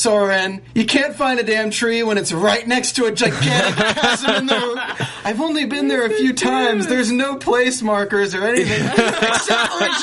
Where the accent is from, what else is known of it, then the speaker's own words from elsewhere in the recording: the South, United States; I'm from the South